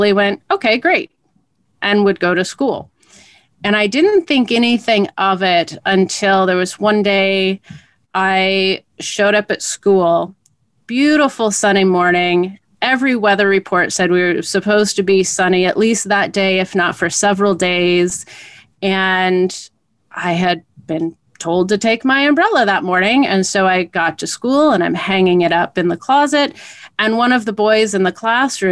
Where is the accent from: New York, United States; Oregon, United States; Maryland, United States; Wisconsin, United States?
Oregon, United States; Portland; growing up in Portland